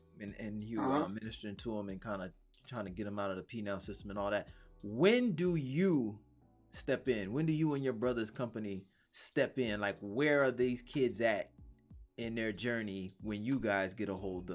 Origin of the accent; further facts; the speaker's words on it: Mississippi Gulf Coast, United States; I'm from down there.